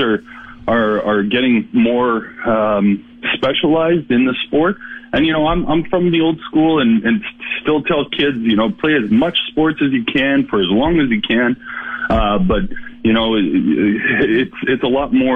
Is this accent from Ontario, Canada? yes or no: no; Regina, Saskatchewan, Canada; when I grew up in Regina